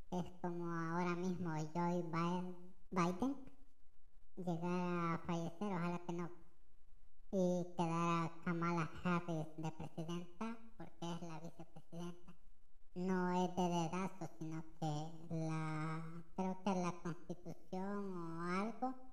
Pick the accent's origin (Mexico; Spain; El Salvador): El Salvador; Lo digo desde mi posición como salvadoreño.